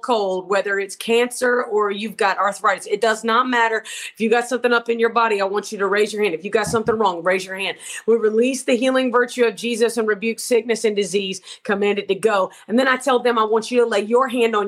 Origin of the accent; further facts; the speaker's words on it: Augusta, Georgia, United States; I am originally from Augusta, Georgia.